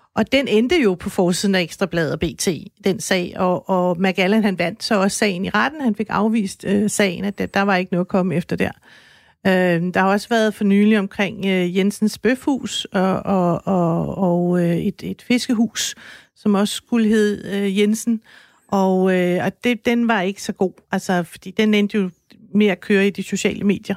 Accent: Denmark; jeg er dansker

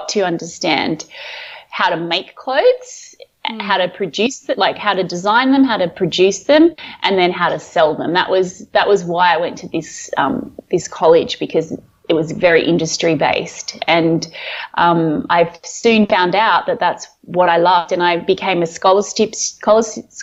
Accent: Sydney, New South Wales, Australia; I grew up on the beaches of Sydney, on the northern beaches of Sydney

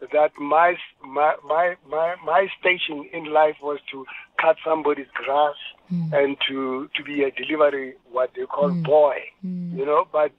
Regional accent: Alexandra, Gauteng, South Africa; also born or lived in Benoni; growing up in Alexandra Township and Benoni Township, you know, with my grandmother, I never thought that I would write music for Quincy Jones

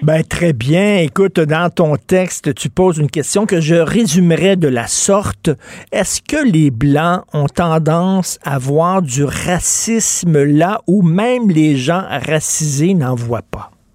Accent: Montreal, Quebec, Canada; je viens de Verdun

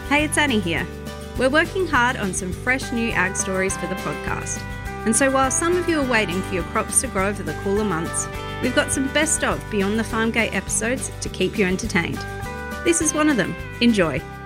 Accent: Adelaide, South Australia, Australia; I'm from Adelaide

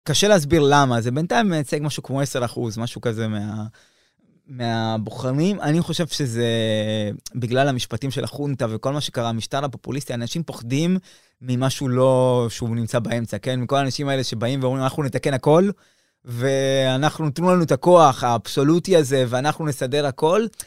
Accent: Argentina; moved away; כשאני נולדתי שם

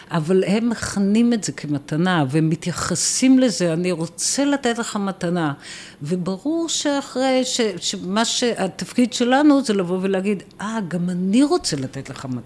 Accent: Israel; אנחנו באים מישראל.

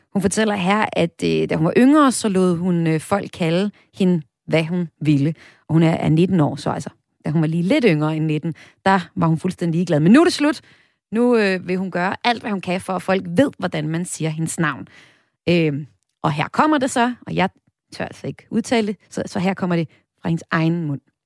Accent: North Jutland, North Denmark Region, Denmark; Jeg kommer selv fra Nordjylland

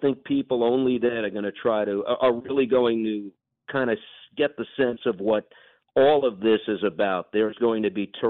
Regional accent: New York, United States; New York, which has been my home for my entire life

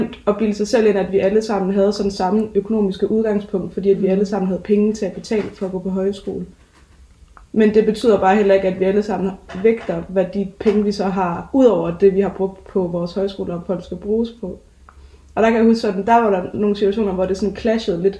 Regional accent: Give, Southern Denmark, Denmark; kommer fra øh, en lille by, der hedder Give.

